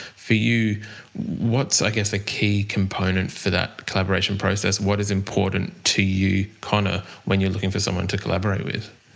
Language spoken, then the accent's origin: English; Australia; accent: Australian